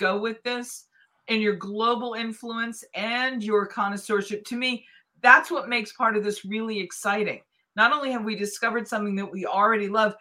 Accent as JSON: {"language": "English", "town": "Boston", "region": "Massachusetts", "country": "United States", "tie": "born or raised there", "moved": "yes", "said": "Boston's my hometown"}